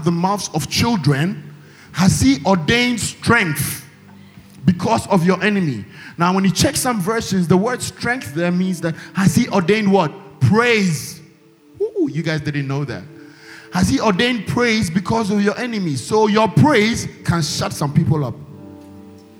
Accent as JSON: {"language": "English", "country": "China", "moved": "yes", "said": "I come from China"}